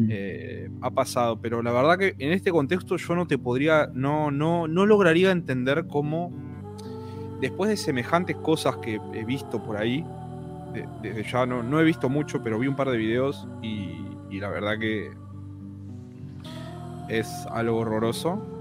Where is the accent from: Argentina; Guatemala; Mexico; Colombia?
Argentina